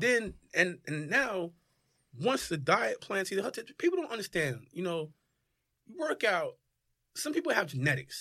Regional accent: Newark, New Jersey, United States; moved away as an adult; also born or lived in California / San Diego; born and raised in Newark

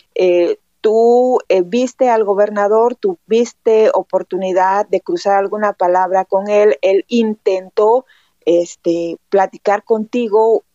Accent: Oaxaca coast, Mexico; yo también sé por mi trabajo y porque soy costeña

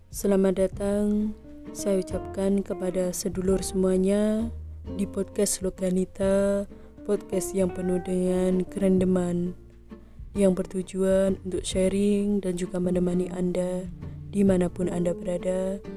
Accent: East Java, Indonesia; sebagai warga Jawa Timur rasanya kurang afdol jika saya tidak parikan

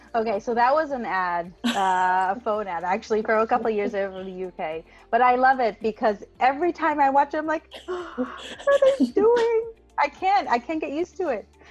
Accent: Tel Aviv, Tel Aviv District, Israel; also born or lived in United States; I'm from Tel Aviv, from Israel

